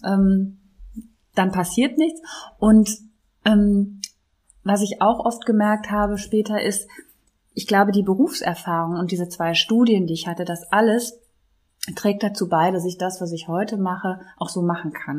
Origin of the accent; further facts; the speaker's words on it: near Düsseldorf, North Rhine-Westphalia, Germany; also born or lived in Konstanz; now in Cologne, Germany; ich komme ja gebürtig hier aus der Nähe von Düsseldorf